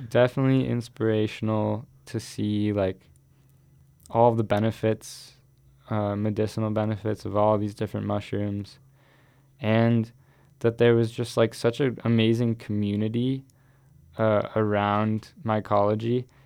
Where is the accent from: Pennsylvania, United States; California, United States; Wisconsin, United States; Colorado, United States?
Colorado, United States; Boulder; also born or lived in Miami / Ecuador; that's really where I grew up, in Boulder